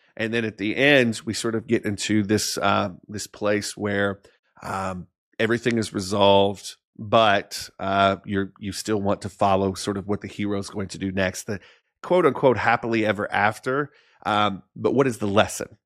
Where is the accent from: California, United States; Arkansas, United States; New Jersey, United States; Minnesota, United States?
Arkansas, United States; moved away; I was this kid from Arkansas, um, that lived in a town that at the time had six thousand people in it